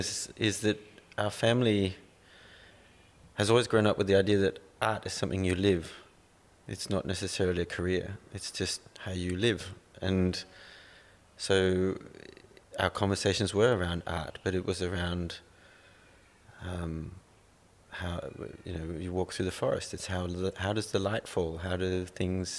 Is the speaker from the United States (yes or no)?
no; Denmark; now in Australia; I was born in Denmark in 1971. Yeah. And grew up in the same forest